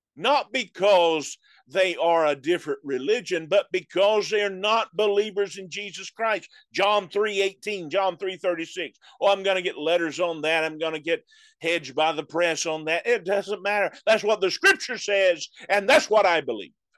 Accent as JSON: {"language": "English", "country": "United States", "said": "as an American"}